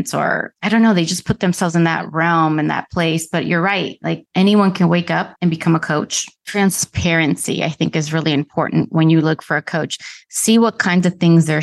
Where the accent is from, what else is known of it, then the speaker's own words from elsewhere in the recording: Dominican Republic; now in United States; I was born in the Dominican Republic. Somehow my dad got us to America. I'm an immigrant